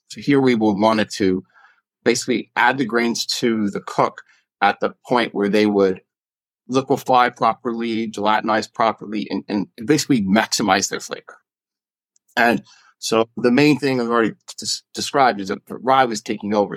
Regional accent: Canada; now in Colorado, United States; I grew up in Canada

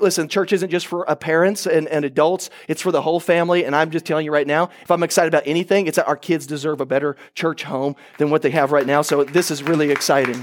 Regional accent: Oklahoma, United States; I'm from Oklahoma

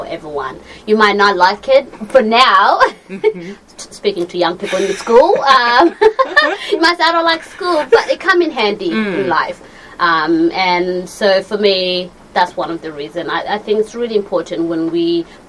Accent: Australia; Growing up in Australia

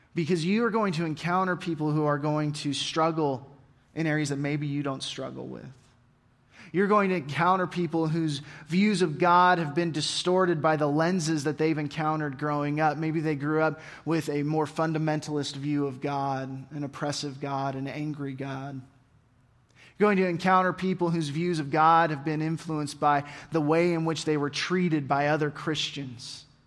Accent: Oregon, United States; I grew up in Oregon

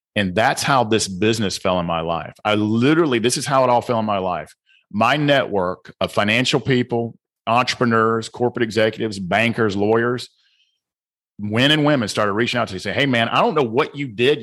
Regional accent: the South, United States; accent: southern; also born or lived in Georgia; my southern accent

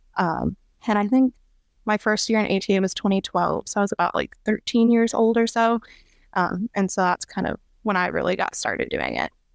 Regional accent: Pekin, Illinois, United States; moved away as an adult; now in O'Fallon, Missouri, United States; I'm originally from Pekin, Illinois, so, like, the central Illinois Peoria area.

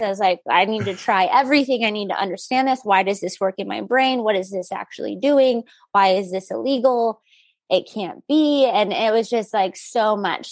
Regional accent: El Paso, Texas, United States; I grew up in El Paso

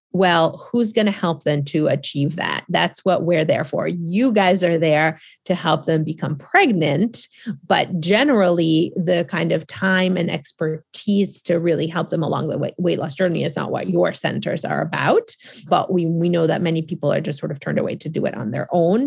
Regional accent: Boston, Massachusetts, United States; also born or lived in Argentina; I am from Boston. After Argentina, I moved to Boston

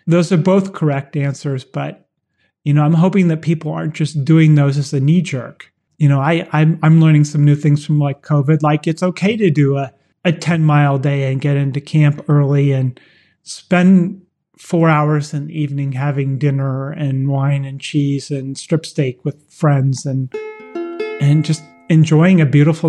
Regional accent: Berkeley, California, United States; I grew up in Berkeley in the gourmet ghetto

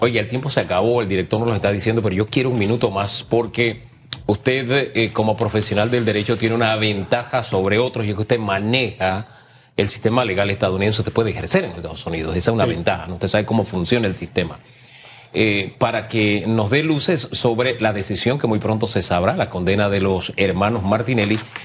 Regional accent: Panama

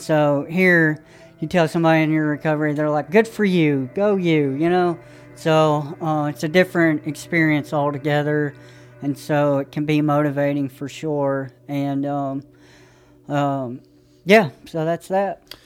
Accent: Johnson City, Tennessee, United States; I'm from East Tennessee, Johnson City.

